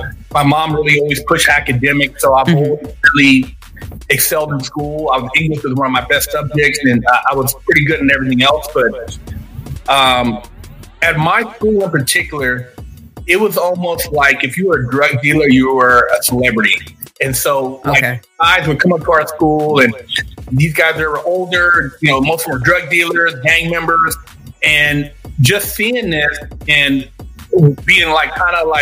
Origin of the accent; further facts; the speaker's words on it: Sacramento, California, United States; Pretty much grew up in California my whole life.